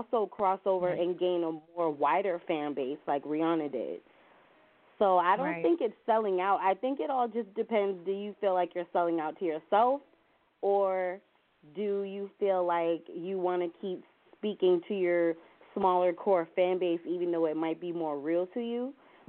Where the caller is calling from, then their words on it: Williamsburg, Virginia, United States; I'm calling from Williamsburg, Virginia.